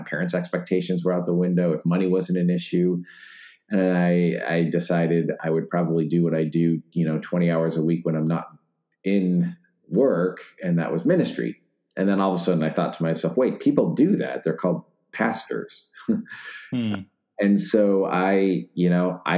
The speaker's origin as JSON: {"language": "English", "town": "Wheaton", "region": "Illinois", "country": "United States", "tie": "born or raised there", "moved": "as an adult", "said": "I grew up in Wheaton, Illinois"}